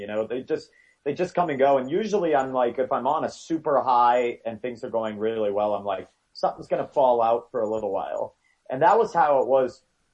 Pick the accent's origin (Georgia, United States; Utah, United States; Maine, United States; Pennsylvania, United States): Maine, United States; now in Denver, United States; Growing up in Maine, like I grew up in a really, really little rural area